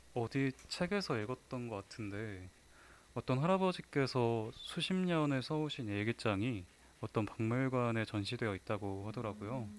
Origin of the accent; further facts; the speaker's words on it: Wonju, Gangwon, South Korea; 제 고향인 원주에 박경리 선생님 생가가 있어요